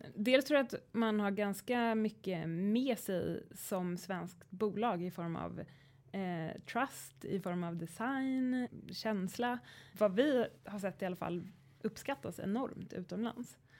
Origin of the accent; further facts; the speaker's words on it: Sweden; som svensk